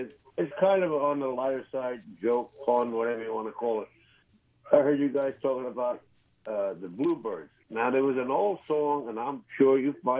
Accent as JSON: {"language": "English", "town": "Brooklyn", "region": "New York", "country": "United States", "tie": "born or raised there", "said": "I thought that was funny when I was growing up in Brooklyn. We didn't have that much wildlife."}